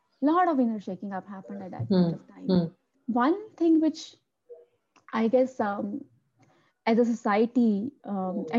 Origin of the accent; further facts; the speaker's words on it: Amritsar, Punjab, India; moved away as an adult; also born or lived in Delhi; born and brought up in Amritsar